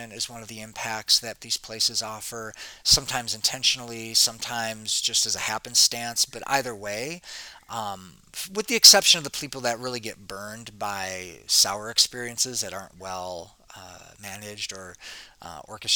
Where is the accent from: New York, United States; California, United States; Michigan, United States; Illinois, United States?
Michigan, United States; Detroit; moved away as an adult; also born or lived in Arizona; now in Costa Rica; I grew up in Detroit city